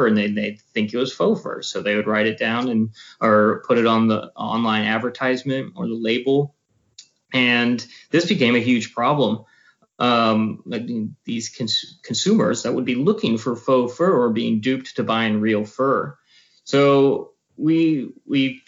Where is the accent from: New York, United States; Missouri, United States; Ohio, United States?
Ohio, United States; also born or lived in Portland, Oregon / Washington, D.C.; now in Austin, United States; I grew up in Ohio